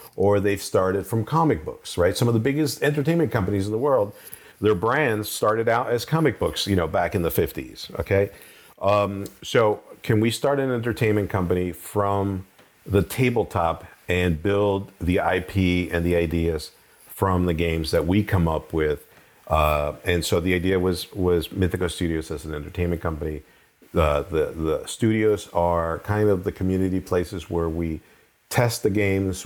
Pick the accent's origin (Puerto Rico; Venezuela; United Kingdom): Venezuela; also born or lived in Colombia; now in United States; I grew up in Venezuela, sort of, and Colombia